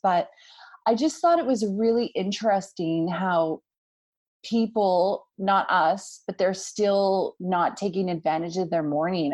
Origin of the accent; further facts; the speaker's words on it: Canada; being, you know, from Canada, being North American